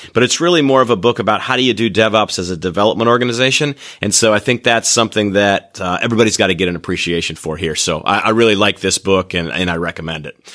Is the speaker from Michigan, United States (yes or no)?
yes; Michigan, United States; moved away; I'm from Michigan and I like to go back there